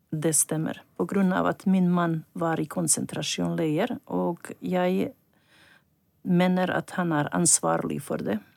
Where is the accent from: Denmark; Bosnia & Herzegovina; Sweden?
Bosnia & Herzegovina; Ljubuški, Federation of Bosnia and Herzegovina; Norwegian is a second language; moved away as an adult; now in Norway; Jeg er opprinnelig fra Bosnia og Herzegovina. Vi bodde i byen Ljubuski